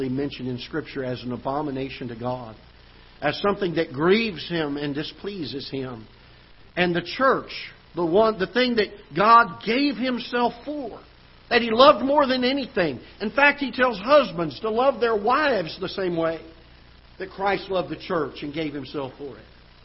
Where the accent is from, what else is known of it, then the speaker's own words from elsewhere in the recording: South Florida, United States; now in Festus, United States; I grew up in South Florida